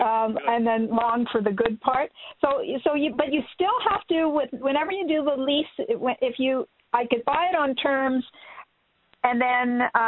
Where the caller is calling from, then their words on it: Minnesota, United States; Hey, Minnesota.